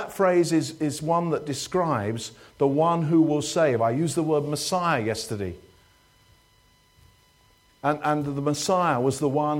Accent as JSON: {"language": "English", "country": "United Kingdom", "said": "we're British"}